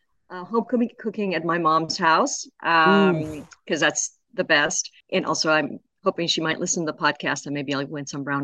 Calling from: San Francisco, California, United States; From my home office near our office in San Francisco.

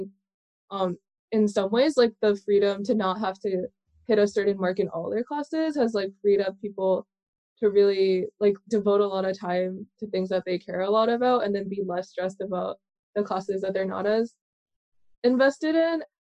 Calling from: New York City, New York, United States; I'm calling in from New York City.

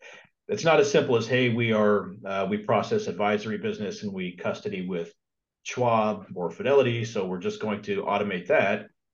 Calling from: California, United States; Southern California.

